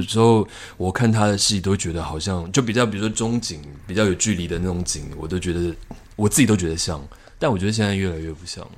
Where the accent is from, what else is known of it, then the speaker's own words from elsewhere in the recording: Taiwan; 只有我一个台湾人